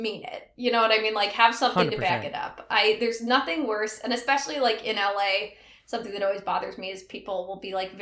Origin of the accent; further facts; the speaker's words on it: Canada; moved away; I was raised in Canada, so I'm socially Canadian